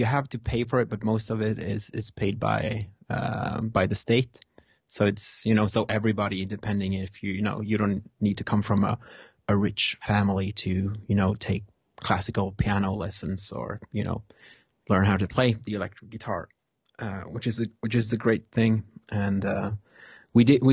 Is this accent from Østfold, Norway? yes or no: no; Stavanger, Rogaland, Norway; I'm from Stavanger